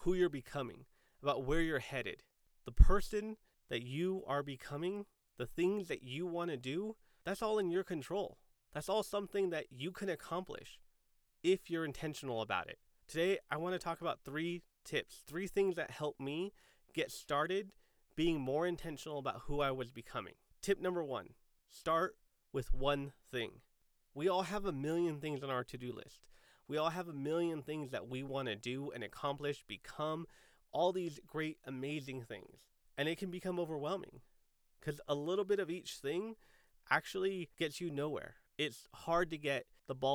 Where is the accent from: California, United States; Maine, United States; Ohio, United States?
California, United States; San Diego; I grew up in San Diego